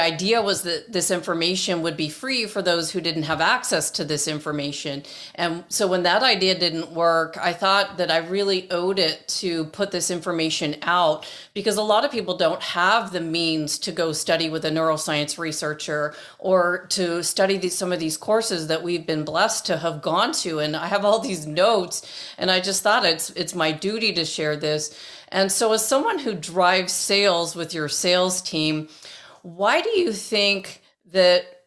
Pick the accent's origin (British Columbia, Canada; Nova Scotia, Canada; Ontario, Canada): Ontario, Canada; Toronto; moved away; where I grew up in Toronto